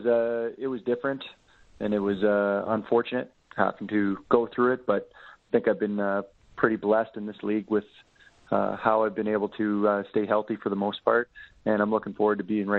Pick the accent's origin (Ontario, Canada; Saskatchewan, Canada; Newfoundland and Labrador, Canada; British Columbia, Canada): Saskatchewan, Canada; Regina; I'm born and raised in Regina